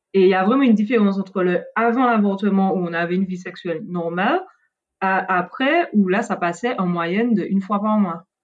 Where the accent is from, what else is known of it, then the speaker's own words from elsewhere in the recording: Martinique; je viens de la Caraïbe, de la Martinique